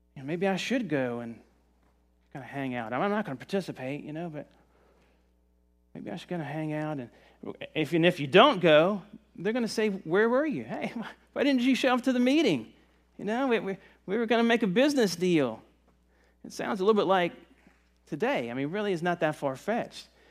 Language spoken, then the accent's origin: English; Virginia, United States; now in Myrtle Beach, United States; I'm from Virginia in the mountains